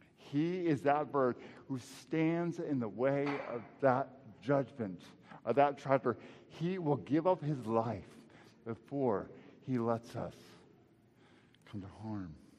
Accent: Texas, United States; moved away; back home to Texas, and uh, right by my hometown

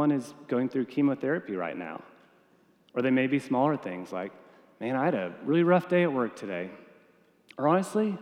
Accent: Texas, United States; I'm a Texan

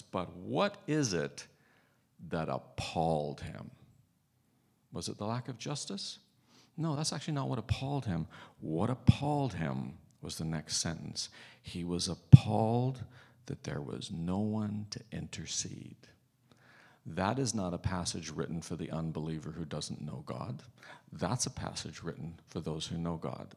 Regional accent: Northern Ireland, United Kingdom; now in Canada; I'm growing up in Northern Ireland

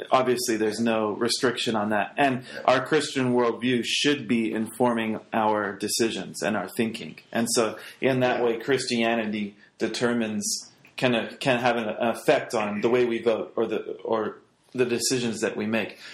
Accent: England, United Kingdom; moved away; growing up in England in high school, you have to do a, a class

